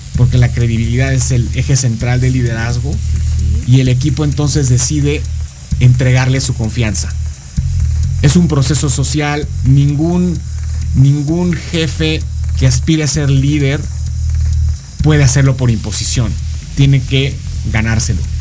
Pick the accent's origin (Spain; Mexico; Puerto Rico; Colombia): Mexico; moved away as an adult; now in Florida, United States; Pero soy mexicano, solo que tengo por razones de trabajo hace 14, 15 años que salí del país